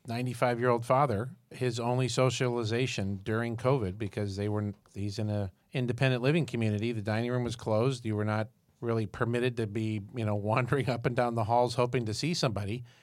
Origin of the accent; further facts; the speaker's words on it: Syracuse, New York, United States; I'm from Syracuse, New York